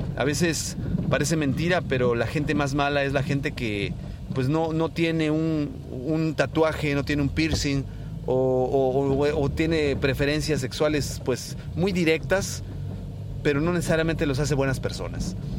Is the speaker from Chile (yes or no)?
no; Mexico; los que somos mexicanos